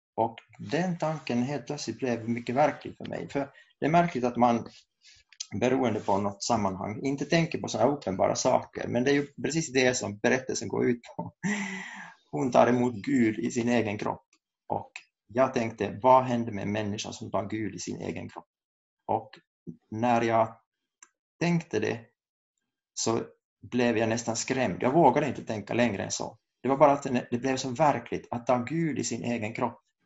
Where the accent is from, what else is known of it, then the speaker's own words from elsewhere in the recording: Kokkola, Central Ostrobothnia, Finland; moved away as an adult; also born or lived in Saint Petersburg, Russia; now in Uppsala, Sweden; jag kommer från Karleby i Österbotten